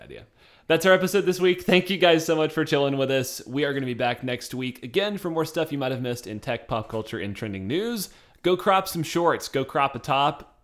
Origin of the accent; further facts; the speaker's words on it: the South, United States; we come from the South